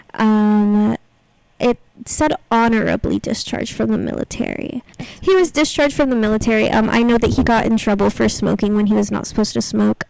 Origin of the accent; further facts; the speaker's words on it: Texas, United States; also born or lived in Kentucky; I guess I did grow up in Texas, but I was born in Kentucky